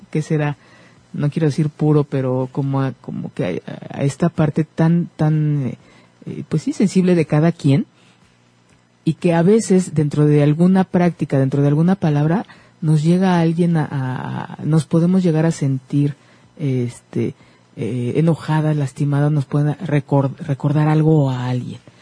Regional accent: Mexico; como mexicanos

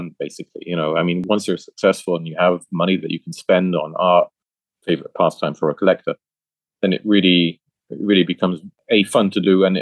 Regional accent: Düsseldorf, North Rhine-Westphalia, Germany; Düsseldorf, as my hometown.

